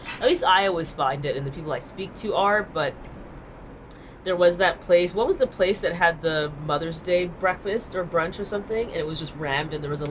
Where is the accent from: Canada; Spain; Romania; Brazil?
Canada; That's not how we say it in Canada.